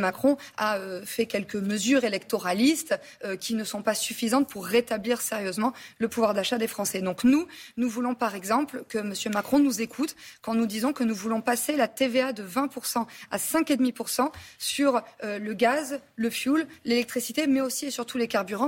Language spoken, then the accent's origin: French; France